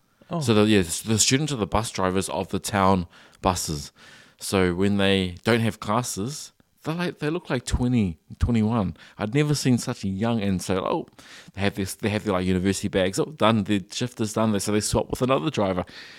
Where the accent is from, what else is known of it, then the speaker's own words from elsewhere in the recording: New Zealand; I wish we could see more New Zealand made children's content as well, because I grew up on it.